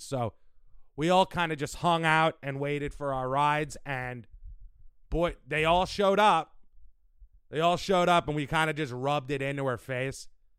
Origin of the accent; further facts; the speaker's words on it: New York City, New York, United States; Because we're from New York.